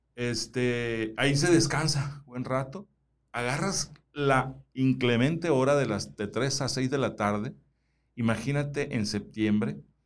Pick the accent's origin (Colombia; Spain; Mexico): Mexico; Suaqui Grande, Sonora; now in Hermosillo, Mexico; yo soy oriundo, yo nací en Suaki